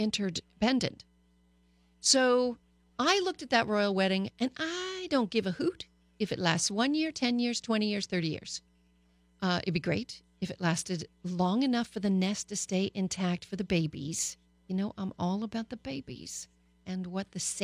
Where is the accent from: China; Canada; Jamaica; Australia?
Canada; also born or lived in United States; now in Los Angeles, United States; I grew up in Canada